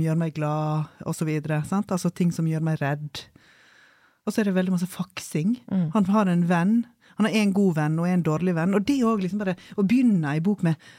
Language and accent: Norwegian; Solheimsdalen, Vestland, Norway; hjemme i Solheimsdalen